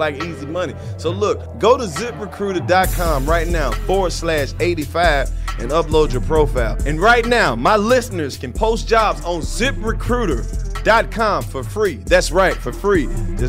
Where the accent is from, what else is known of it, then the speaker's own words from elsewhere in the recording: Mississippi, United States; Represent my home state of Mississippi.